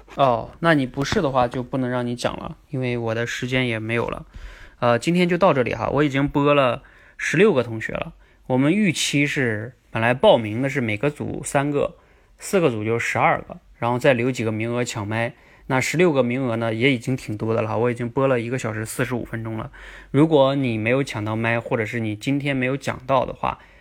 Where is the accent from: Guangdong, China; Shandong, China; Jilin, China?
Jilin, China; now in Beijing, China; 我也是吉林人，我也在北京